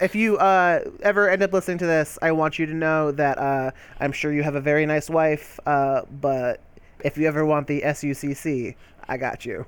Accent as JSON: {"language": "English", "country": "United States", "said": "I'm fucking American, so I don't gotta learn no goddamn French."}